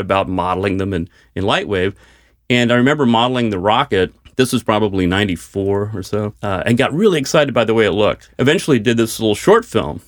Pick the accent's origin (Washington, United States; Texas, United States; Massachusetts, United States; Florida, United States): Texas, United States; Dallas; I'm from Dallas